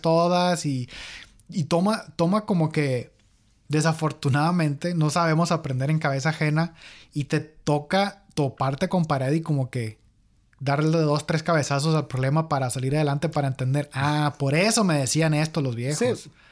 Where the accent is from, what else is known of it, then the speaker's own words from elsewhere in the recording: Mexico; now in United States; nosotros somos de México